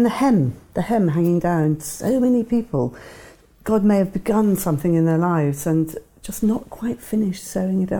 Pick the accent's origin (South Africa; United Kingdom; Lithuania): United Kingdom; Devon, South West England; when I was a child growing up in Devon